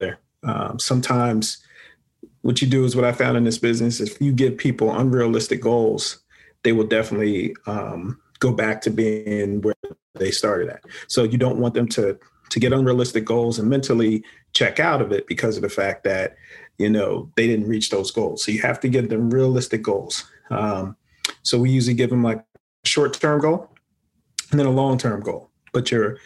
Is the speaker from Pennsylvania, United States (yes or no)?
yes; Philadelphia, Pennsylvania, United States; born and raised in Philadelphia